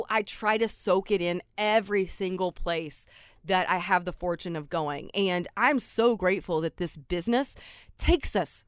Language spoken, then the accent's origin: English; Big Ten country, Midwest, United States; growing up in Big Ten country, and went to Indiana